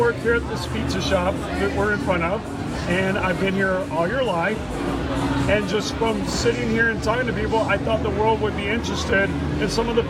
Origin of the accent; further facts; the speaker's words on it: Key West, Florida, United States; I'm from Key West.